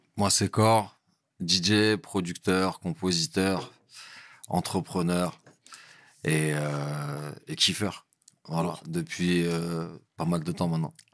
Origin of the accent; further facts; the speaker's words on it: Montreuil, Île-de-France, France; also born or lived in Bondy / Val-d'Oise; Je suis né à Montreuil, à l'intercommunal. Voilà. Et euh, j'ai grandi à Montreuil